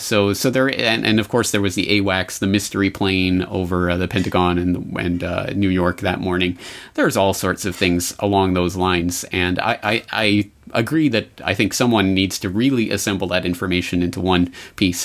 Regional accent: Calgary, Alberta, Canada; moved away as an adult; now in Japan; my hometown of Calgary

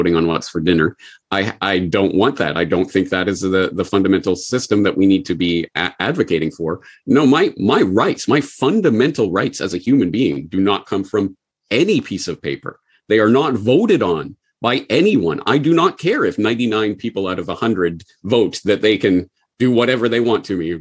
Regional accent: Canada; moved away as an adult; also born or lived in Japan; I'm Canadian

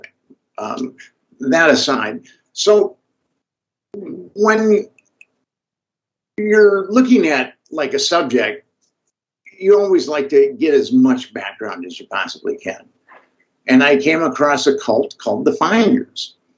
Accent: Minnesota, United States; I'm from Minnesota originally, and I studied philosophy in college

